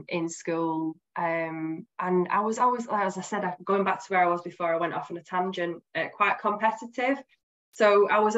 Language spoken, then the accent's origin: English; Bolton, North West England, United Kingdom; So I grew up in Bolton, where I live now, so just outside of Manchester. I've always been a Bolton girl